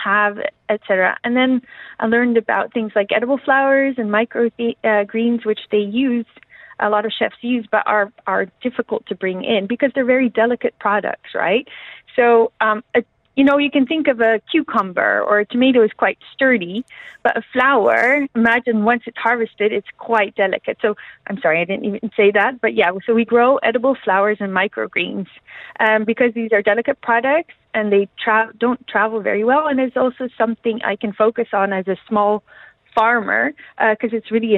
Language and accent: English; Netherlands; moved away as an adult; now in United Arab Emirates; I'm from the Netherlands